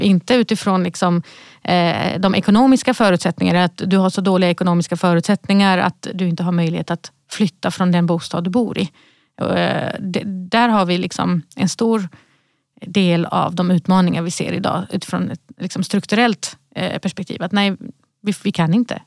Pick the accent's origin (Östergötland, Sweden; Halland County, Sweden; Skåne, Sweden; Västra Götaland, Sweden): Skåne, Sweden; Malmö; moved away; jag är uppvuxen i Rosengård